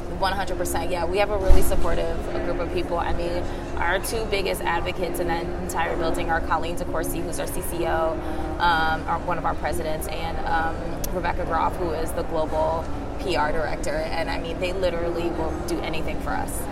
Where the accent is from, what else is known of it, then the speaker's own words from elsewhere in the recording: Philadelphia, Pennsylvania, United States; I'm from Philly